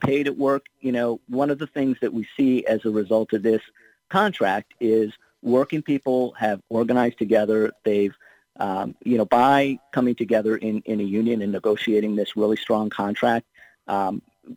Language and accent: English; Ohio, United States; my home state of Ohio